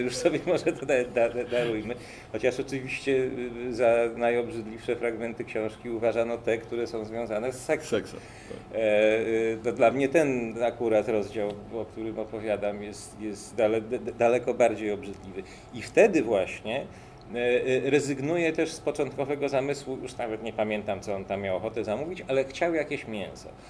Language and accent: Polish; Łódź, Łódź Voivodeship, Poland; u nas w Łodzi